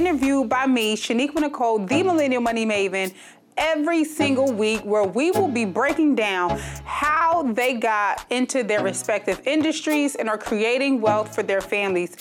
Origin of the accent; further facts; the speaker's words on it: New Jersey, United States; I'm from New Jersey